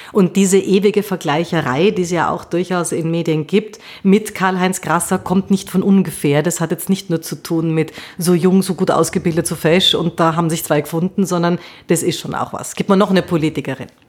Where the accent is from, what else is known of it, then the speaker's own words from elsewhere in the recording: Austria; Bei uns in Österreich